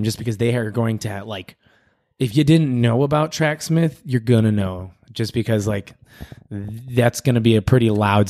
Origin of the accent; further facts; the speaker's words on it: London, United Kingdom; he was running, and I'm from London, and I saw him take a turn